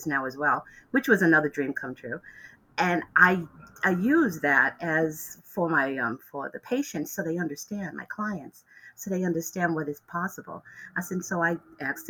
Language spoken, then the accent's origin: English; New York City, New York, United States; now in Globe, Arizona, United States; I was born and raised in the North Bronx